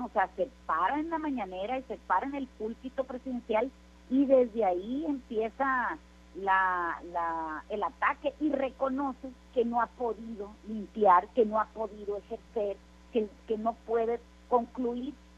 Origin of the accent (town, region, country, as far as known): Mexico